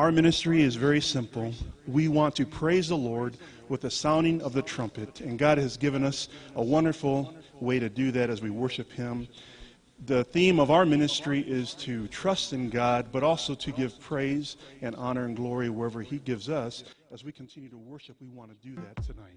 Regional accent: California, United States; also born or lived in Colorado Springs, Colorado; We're from California, you know. We live in San Diego, California

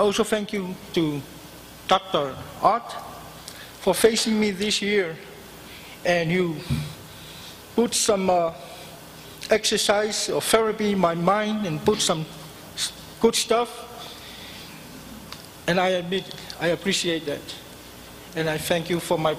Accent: Samoa; moved away as an adult; now in United States; I'm from South Pacific, Samoan Island, and this is my 13 years in the state.

